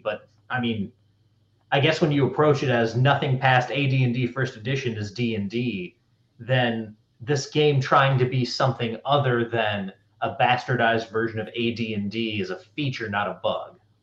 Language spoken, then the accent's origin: English; North Carolina, United States; I'm from North Carolina